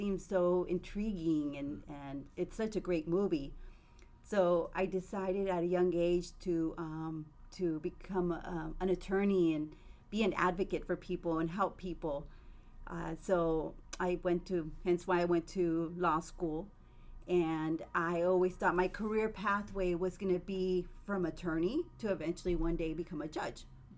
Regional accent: Lompoc, California, United States; born there; I was born in Santa Barbara County in a city called Lompoc.

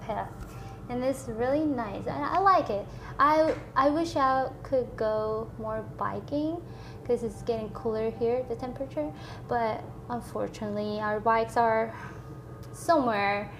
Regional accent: South Korea; now in Austin, United States; I'm from Korea, made in Korea

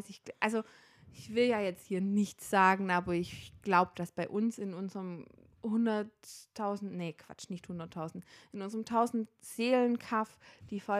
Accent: Baden-Württemberg, Germany; now in Nuremberg, Germany; also ich komme ursprünglich nicht aus Nürnberg, ich komme aus dem schönen Schwabenländle

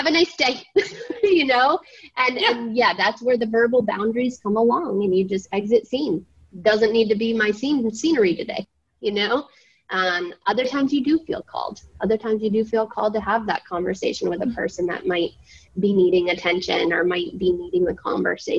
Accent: Southern Maine, United States; moved away; I'm from Southern Maine

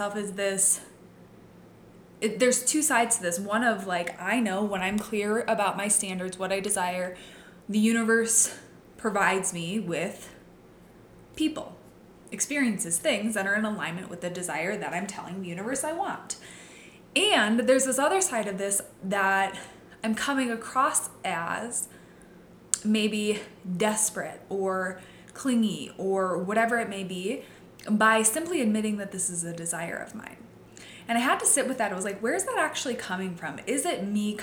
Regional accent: Midwest, United States; I grew up in the Midwest. I grew up in a very small town

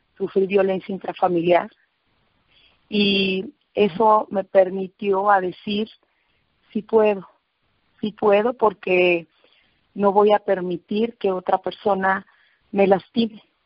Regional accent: Autlán, Jalisco, Mexico; Utlán, Jalisco, de donde soy eh, nativa

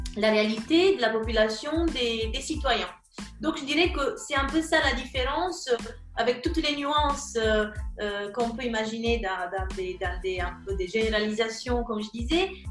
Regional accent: region of Naples, Campania, Italy; French is a second language; moved away as an adult; also born or lived in Siena, Italy / Mexico / Milan area, Italy; now in Paris, France; Je suis italienne. je viens de la région de Naples, mais j'habite à Paris depuis

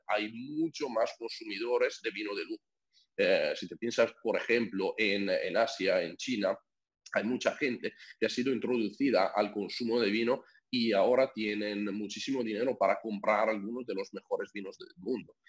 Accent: near Venice, Veneto, Italy; Spanish is a second language; moved away; nací porque soy italiano, eh, nací en una familia que tiene viñedos en el norte de Italia, cerca de Venecia

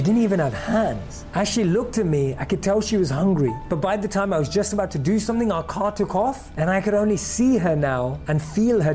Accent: London, United Kingdom; Growing up in London

